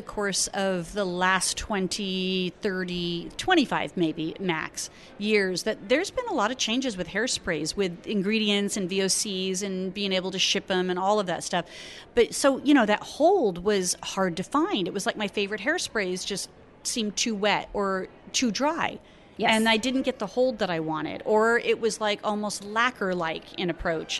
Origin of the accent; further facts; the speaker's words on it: Arizona, United States; I'm from Arizona